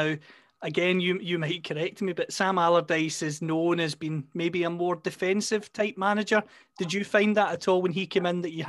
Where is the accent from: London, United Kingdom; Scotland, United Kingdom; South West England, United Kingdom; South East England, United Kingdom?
Scotland, United Kingdom; As you know, you can probably tell from my accent, I'm from Scotland.